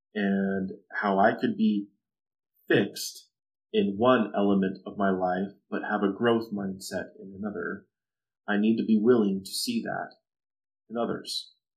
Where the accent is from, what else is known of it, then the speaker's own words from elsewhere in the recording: Southern California, United States; growing up in Southern California